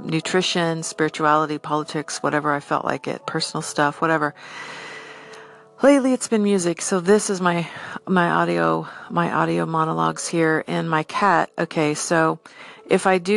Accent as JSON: {"language": "English", "country": "United States", "said": "I'm an American"}